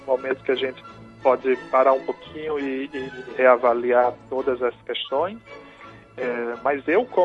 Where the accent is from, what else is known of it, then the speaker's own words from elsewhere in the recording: João Pessoa, Paraíba, Brazil; moved away as an adult; now in Brasília, Brazil; eu sou natural de João Pessoa, na Paraíba, e estou radicado em Brasília, tem 10 anos